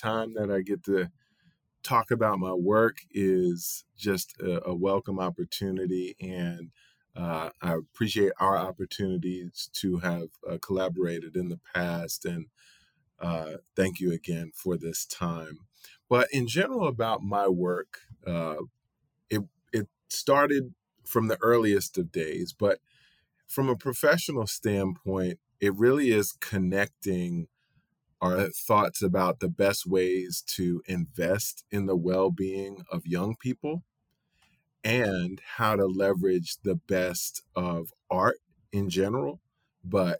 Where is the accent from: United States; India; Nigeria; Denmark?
United States; New York; I'm born and raised in New York.